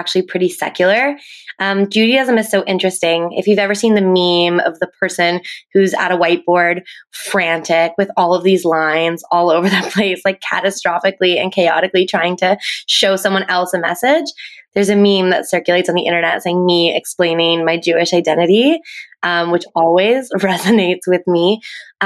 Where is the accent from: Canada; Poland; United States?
Canada; Halifax, Nova Scotia; now in Toronto, Canada; I live in Toronto now, but I'm actually from Halifax, Nova Scotia on the East Coast. So I also grew up in a very